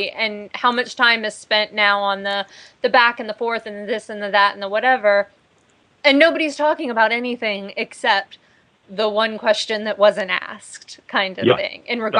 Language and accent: English; United States; me being American